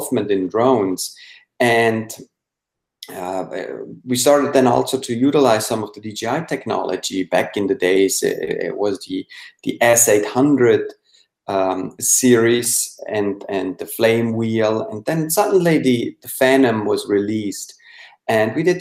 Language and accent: English; Switzerland; English is a second language; moved away as an adult; now in United States; I was born and raised in Switzerland, but I moved over to the United States in 97